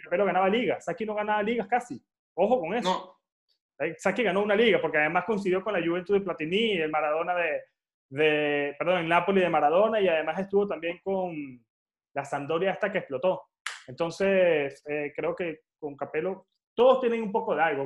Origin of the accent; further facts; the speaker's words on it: Venezuela; moved away as an adult; now in Madrid, Spain; Yo soy de Venezuela, yo tengo 29 años y vivo en España.